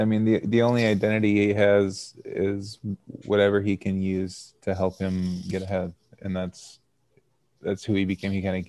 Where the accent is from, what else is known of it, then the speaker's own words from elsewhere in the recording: Minnesota, United States; moved away as an adult; also born or lived in Berkeley, California; outside of my reservation and outside of, like, well, the Minnesota area too